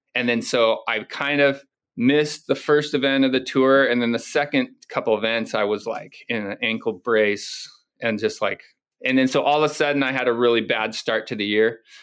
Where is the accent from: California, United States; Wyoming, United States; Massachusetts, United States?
California, United States; Ventura; also born or lived in Oxnard / Hawaii; growing up in Ventura and Oxnard and area up here